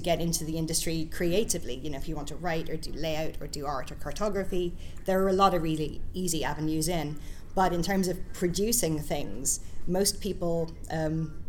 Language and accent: English; Ireland; moved away as an adult; also born or lived in Scotland; I'm from Ireland, so I met a lot of people in the industry in Ireland and the UK.